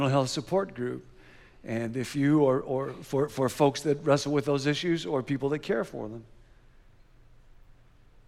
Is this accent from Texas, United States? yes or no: no; Rockford, Illinois, United States; we grew up together in Rockford, Illinois